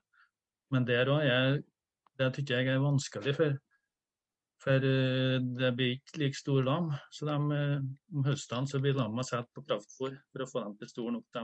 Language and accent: Norwegian; Trøndelag, Norway; Som uh, oppe i Trøndelag, der jeg er fra Namdalen